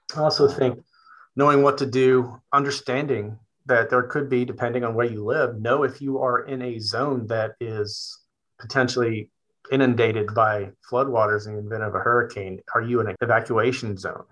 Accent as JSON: {"language": "English", "town": "Richmond", "region": "Virginia", "country": "United States", "moved": "yes", "lives_now": "Gloucester County, United States", "said": "I am from Richmond, Virginia."}